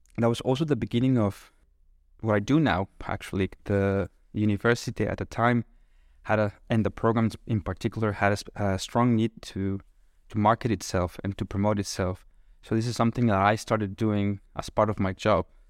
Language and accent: English; Monterrey, Nuevo León, Mexico; English is a second language; moved away as an adult; now in Kraków, Poland; I'm originally from Mexico